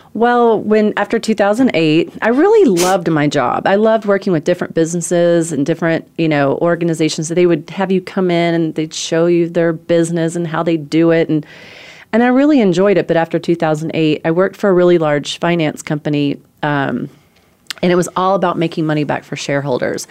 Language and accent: English; Corbin, Kentucky, United States; moved away as an adult; also born or lived in California / Myrtle Beach; I'm from Corbin, Kentucky. It's a town of seven thousand people